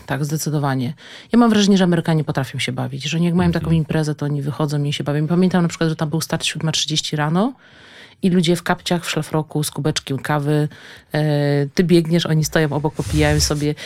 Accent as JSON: {"language": "Polish", "town": "Kielce", "region": "Świętokrzyskie Voivodeship", "country": "Poland", "said": "pochodzimy oboje z Kielc"}